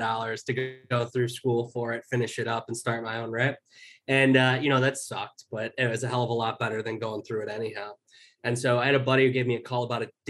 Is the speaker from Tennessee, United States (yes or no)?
no; Chicago, Illinois, United States; moved away as an adult; move back where I grew up in Chicago